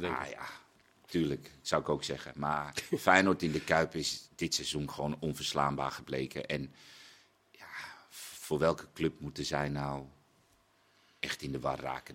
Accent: Netherlands; wij gewoon Nederlanders

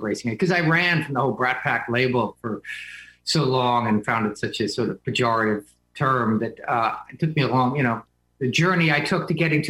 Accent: New Jersey, United States; now in New York, United States; I grew up in Jersey, and I've lived in New York. It's sort of our escape pod up here. I live in Manhattan most of the time.

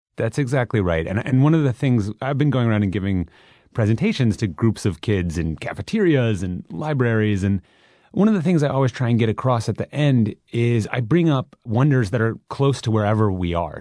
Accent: Minneapolis, Minnesota, United States; moved away; I grew up in Minneapolis, Minnesota

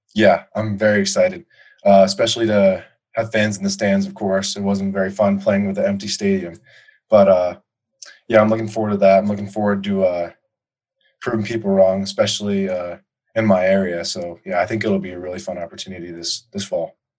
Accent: Colorado, United States; my uh, my home state

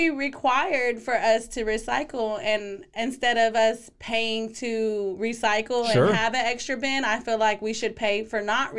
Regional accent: Waco, Texas, United States; growing up in Waco

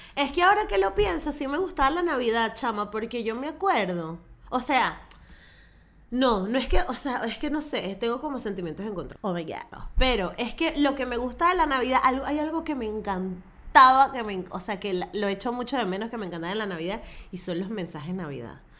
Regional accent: Venezuela; soy venezolana y creo en los pesebres

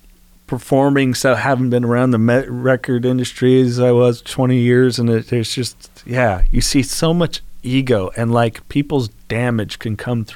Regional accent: California, United States; Well, shooting in …, I mean, God, you know, growing up in the Bay Area.

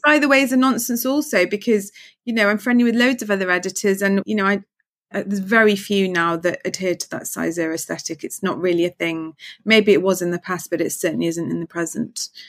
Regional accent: Manchester, North West England, United Kingdom; now in London, United Kingdom; I'm from Manchester

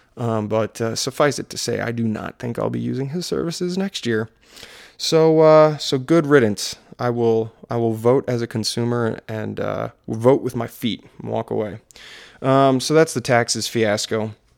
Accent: Maryland, United States; accent: Maryland; my Maryland accent

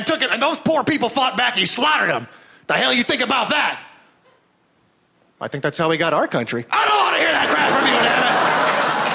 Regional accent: San Francisco, California, United States; I'm from San Francisco

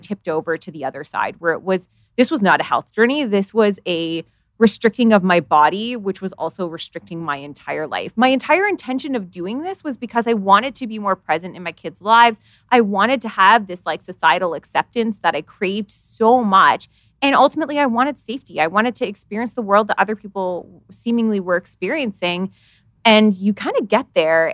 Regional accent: Canada; I live in Canada

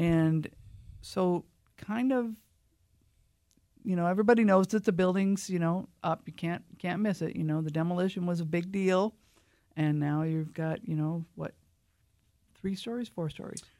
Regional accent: Lake Whatcom, Washington, United States; I was raised on Lake Watcom

